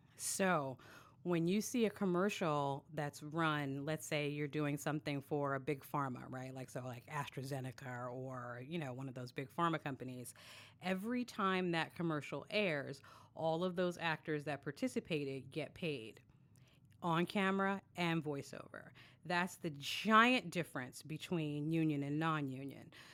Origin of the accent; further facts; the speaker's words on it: New York City, New York, United States; I am actually from Brooklyn, born and raised